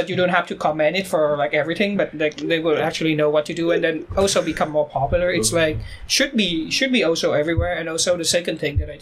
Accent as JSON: {"language": "English", "country": "Vietnam", "moved": "yes", "lives_now": "South Korea"}